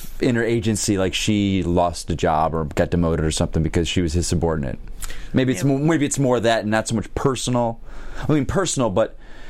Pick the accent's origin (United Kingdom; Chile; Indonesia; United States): United States; Buffalo, New York; I grew up in Buffalo, New York, which is the home of the Buffalo Wing.